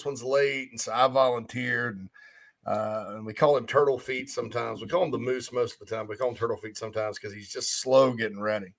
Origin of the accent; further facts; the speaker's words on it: Spartanburg, South Carolina, United States; the upstate of South Carolina, my hometown of Spartanburg